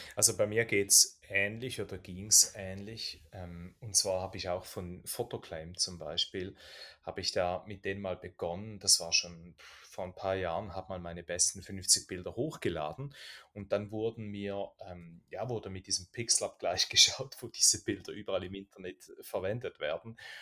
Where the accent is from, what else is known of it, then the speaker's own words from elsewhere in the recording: Switzerland; bei uns in der Schweiz